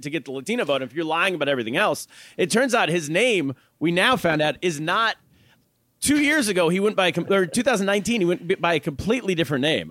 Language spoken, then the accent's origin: English; Northern California, United States; I grew up in Northern California